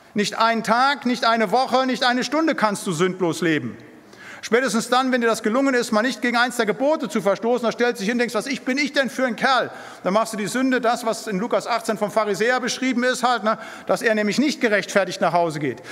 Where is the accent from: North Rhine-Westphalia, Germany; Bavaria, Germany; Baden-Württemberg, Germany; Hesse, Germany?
North Rhine-Westphalia, Germany; Siegerland; moved away as an adult; now in Bremen, Germany; Ich bin im Siegerland aufgewachsen